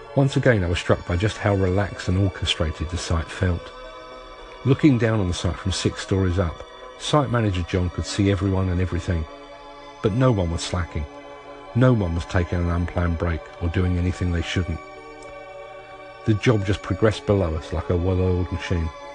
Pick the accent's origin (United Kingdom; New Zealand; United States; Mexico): United Kingdom; London; As a Londoner